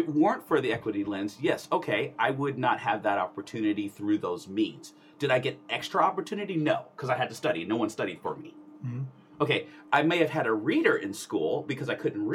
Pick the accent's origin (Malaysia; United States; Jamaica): United States; Alaska; as a visually impaired person growing up in Alaska